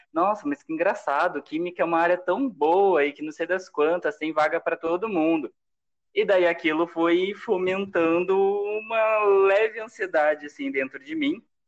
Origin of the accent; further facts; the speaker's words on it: São José, Brazil; moved away as an adult; eu voltei para minha cidade natal